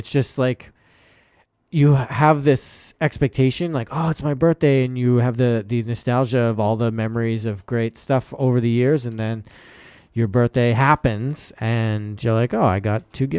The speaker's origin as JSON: {"language": "English", "town": "Boston", "region": "Massachusetts", "country": "United States", "said": "I'm from Boston."}